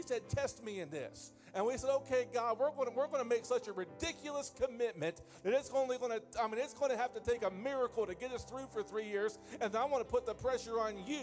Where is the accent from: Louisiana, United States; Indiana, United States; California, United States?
Indiana, United States; I'm from Indiana